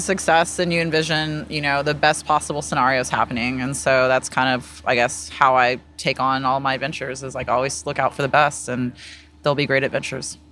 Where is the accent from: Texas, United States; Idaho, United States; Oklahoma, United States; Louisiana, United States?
Texas, United States; Austin; also born or lived in South Carolina; I'm from Texas. Uh, I, I was born in South Carolina, but I've grown up here. I've been, my family's been in the Austin area since the early eighties